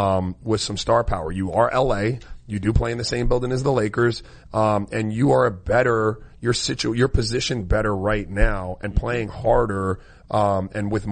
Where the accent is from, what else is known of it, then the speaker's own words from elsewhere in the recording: U.S. Virgin Islands; moved away; I was born in St. Croix in the Virgin Islands